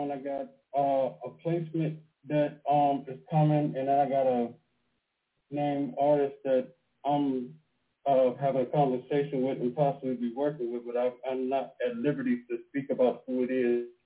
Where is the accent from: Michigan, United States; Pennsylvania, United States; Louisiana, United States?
Pennsylvania, United States; Pittsburgh; now in Baltimore, United States; I'm calling from Baltimore right now, but I'm from Pennsylvania, from Pittsburgh.